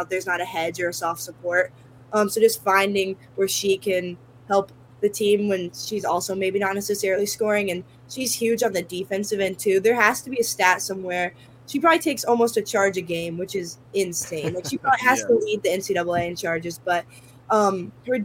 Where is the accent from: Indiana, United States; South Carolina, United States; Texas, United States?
Indiana, United States; Zionsville; moved away as an adult; now in Ann Arbor, United States; I'm from Zionsville, which is about 4 hours from here